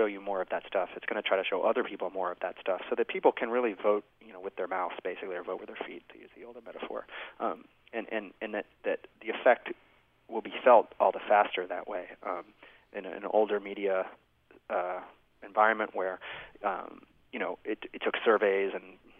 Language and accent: English; United States; I'm an American